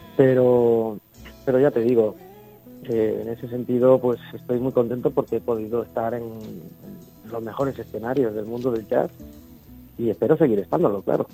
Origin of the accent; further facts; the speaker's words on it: Valencia, Valencian Community, Spain; Yo soy de Valencia